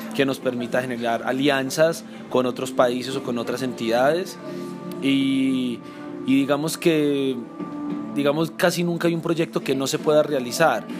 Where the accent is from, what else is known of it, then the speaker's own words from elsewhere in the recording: Colombia; nuestra esencia como colombianos